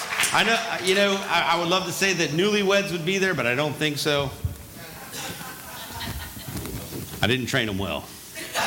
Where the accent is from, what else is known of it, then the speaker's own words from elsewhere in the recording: the North, United States; moved away; also born or lived in the South; I'm not originally from the South. I'm from the North, so I talk faster.